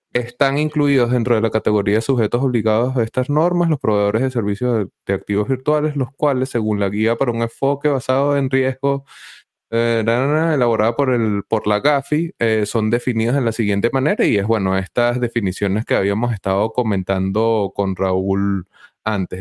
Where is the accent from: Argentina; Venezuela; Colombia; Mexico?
Venezuela; como venezolanos y teniendo un proyecto Bitcoin en Venezuela